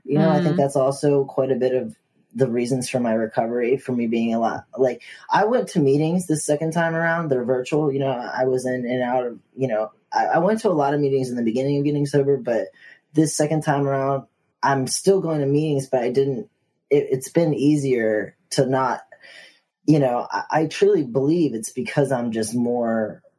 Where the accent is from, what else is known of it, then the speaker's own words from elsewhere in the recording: the South, United States; growing up in the South, like, I was taught, you know, or I was just, you know, socially trained, you know, to talk to people.